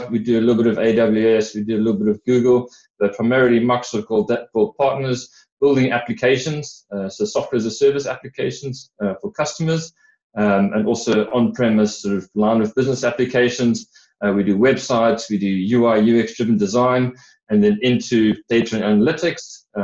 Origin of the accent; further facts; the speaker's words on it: South Africa; accent: hybrid South African and British; moved away as an adult; now in United Kingdom; Uh, from my accent, you can hear I'm a bit of a hybrid um, sort of 30 odd years in, in South Africa and, and 15 odd in the UK.